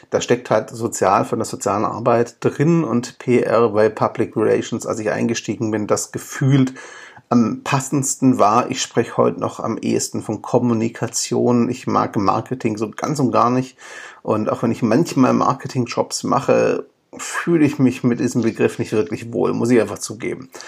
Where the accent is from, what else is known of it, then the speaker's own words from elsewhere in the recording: Stuttgart, Baden-Württemberg, Germany; born there; accent: Swabian; bin aber ursprünglich gebürtiger Stuttgarter und Schwabe. Das heißt, wenn es ab und zu schwäbelt, bitte ich mir das nachzusehen. Ich bemühe mich um Hochdeutsch.